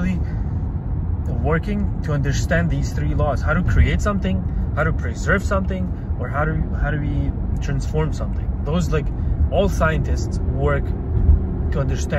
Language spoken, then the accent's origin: English; Kazakhstan; I was born in Kazakhstan